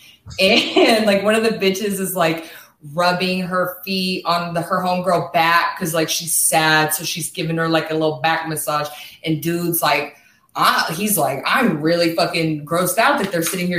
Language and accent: English; Kansas, United States; moved away as an adult; now in California, United States; I'm actually from Kansas and I moved to California.